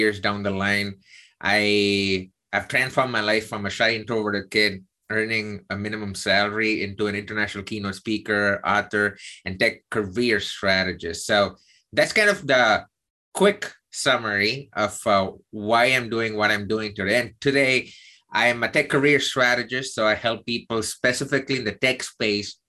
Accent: South India, India; moved away as an adult; now in United States; I'm South Indian

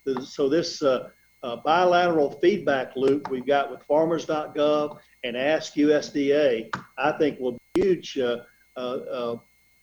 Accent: Middle Georgia, United States; born or raised there; also born or lived in Ohio / North Carolina

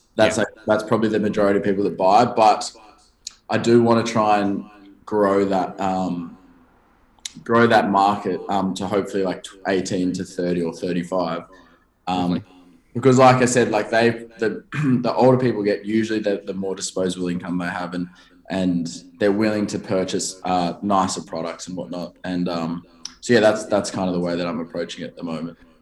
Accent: Sydney, New South Wales, Australia; I grew up in, a, and I actually still live kind of nearby in a town called Bronte. So it's a beach suburb. Just not many people would probably know uh, where that is in America, but it's just south of um, Bondi

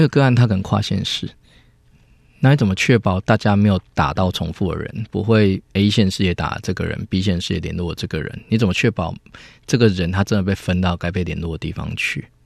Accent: Chiayi County, Taiwan; moved away as an adult; 我我也是嘉义人，我们回嘉义其实也是想为家乡做一点事情

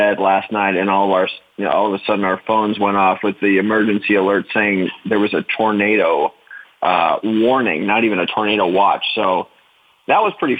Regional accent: Los Angeles, California, United States; I'm from Los Angeles, California. I grew up in the San Fernando Valley. There was a big earthquake in Northridge, where I'm from

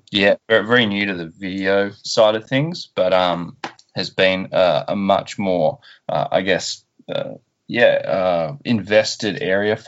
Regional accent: Tasmania, Australia; born or raised there; also born or lived in Perth, Western Australia

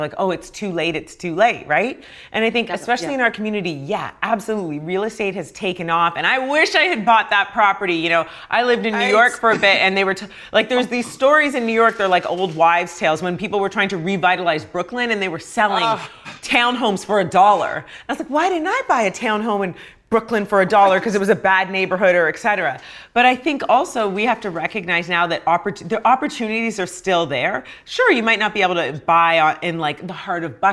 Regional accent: Canada; I'm Canadian

